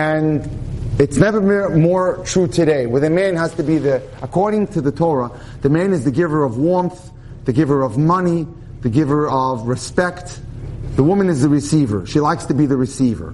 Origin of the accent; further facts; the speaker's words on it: New York City, New York, United States; I come from the Syrian community in New York, right, in Brooklyn